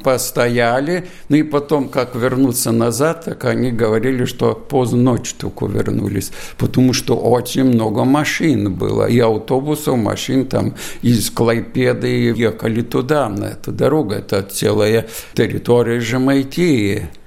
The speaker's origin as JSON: {"language": "Russian", "country": "Lithuania", "also_born_or_lived": "Riga, Latvia", "moved": "yes", "lives_now": "Latvia", "said": "я из Бажикайского района"}